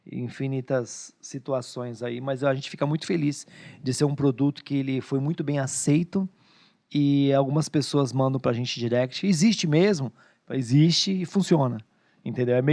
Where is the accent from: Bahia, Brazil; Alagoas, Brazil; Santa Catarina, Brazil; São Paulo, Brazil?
Bahia, Brazil; eu, eu como sou baiana, vou comer com a carajé.